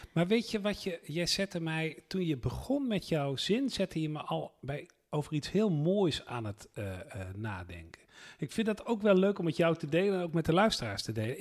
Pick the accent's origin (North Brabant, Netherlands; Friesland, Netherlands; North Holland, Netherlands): North Brabant, Netherlands; ik ben in West-Brabant opgegroeid